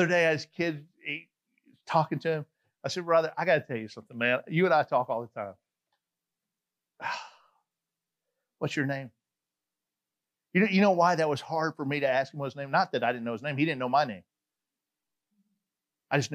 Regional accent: Atlanta, Georgia, United States; moved away; I'm from Atlanta, Georgia. They're like, we know that you got that accent

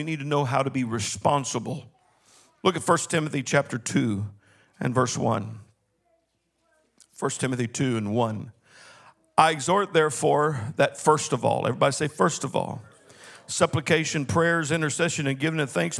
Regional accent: Longview, Texas, United States; I was born in Longview, Texas

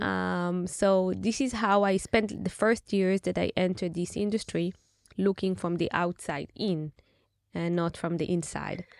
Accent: Tel Aviv, Tel Aviv District, Israel; I grew up in Tel Aviv, uh, in a neighborhood at the north of Tel Aviv called Bavli.

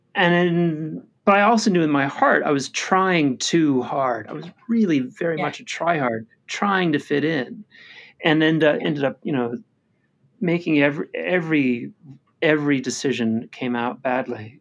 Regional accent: United States; as an American

